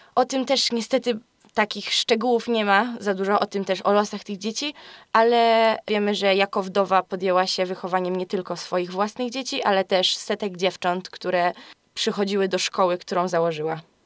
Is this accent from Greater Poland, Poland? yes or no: yes; Greater Poland, Poland; Jestem z Wielkopolski